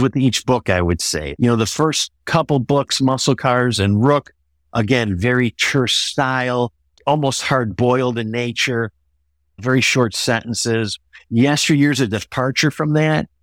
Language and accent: English; Buffalo, New York, United States; growing up in Buffalo